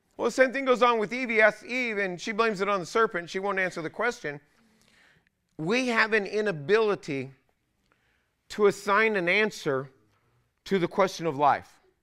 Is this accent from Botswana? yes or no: no; California, United States; I was raised in California